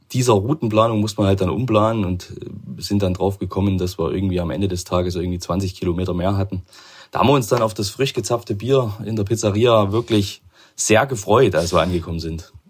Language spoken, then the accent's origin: German; Chemnitz, Saxony, Germany; ich komme aus Chemnitz